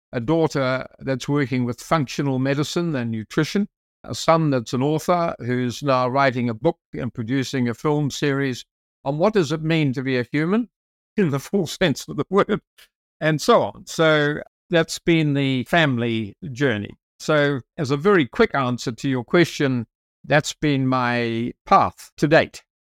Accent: South Island, New Zealand; I'm from New Zealand, as you mentioned, and I'm from the South Island, so I'm close to the Antarctic.

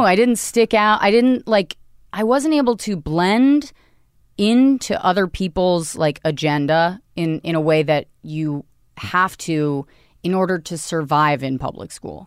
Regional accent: Northern Virginia, United States; I grew up in Virginia

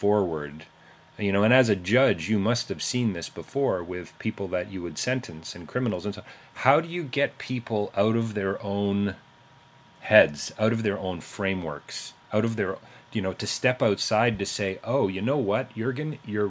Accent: Canada; As a Canadian

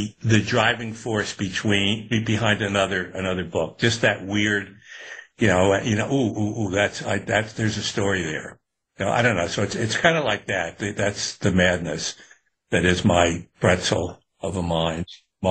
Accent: Newburgh, New York, United States; I was growing up in Newburgh in upstate

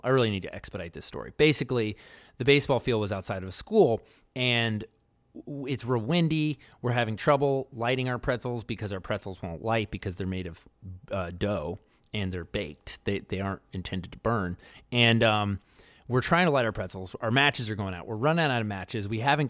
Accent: Baltimore, Maryland, United States; I grew up in Baltimore.

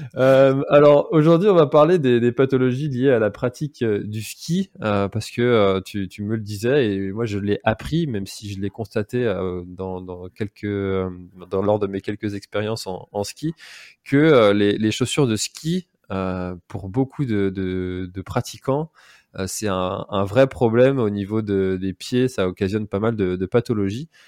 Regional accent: Brittany, France; en tant que, en tant que breton

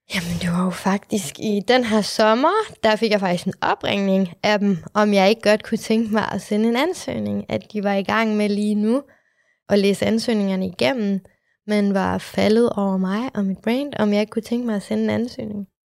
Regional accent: Aalborg, North Denmark Region, Denmark; moved away as an adult; also born or lived in Vietnam; now in Copenhagen, Denmark; Jeg er fra Aalborg.

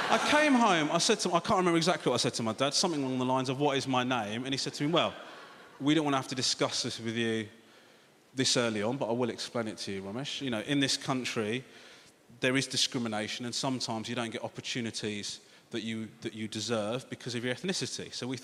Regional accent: England, United Kingdom; My mum and dad both so worried about me growing up in this country

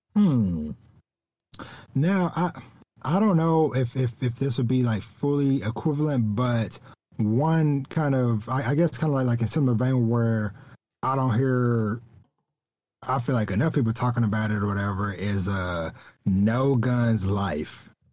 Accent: Texas, United States; my hometown that I came from very small country town in the deep woods uh, of of Texas

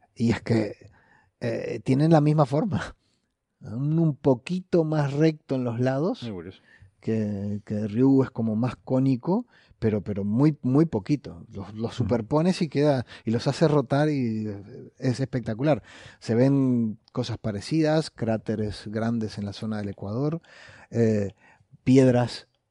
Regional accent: Uruguay; moved away; Como decimos en Uruguay

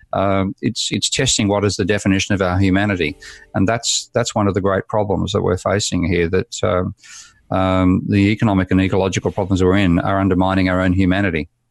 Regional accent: Australia; I was born in Australia in nineteen fifty-three, and so I was at school by fifty, fifty-seven, fifty-eight

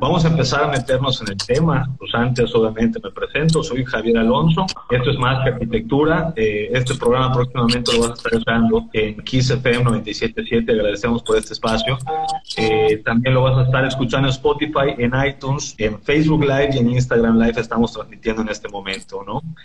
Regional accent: Mexico; Como mexicanos

